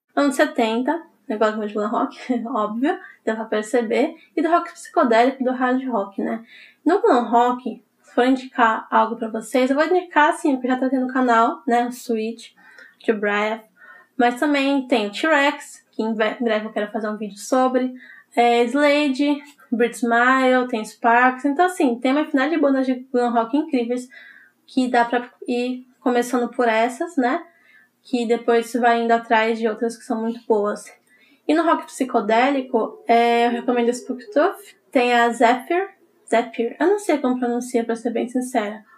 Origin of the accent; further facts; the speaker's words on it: São Paulo, Brazil; eu sou de São Paulo